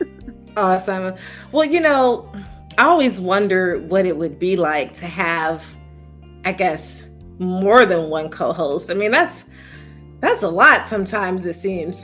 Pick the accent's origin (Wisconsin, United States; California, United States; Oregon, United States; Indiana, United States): Indiana, United States; Gary; I am from Gary, Indiana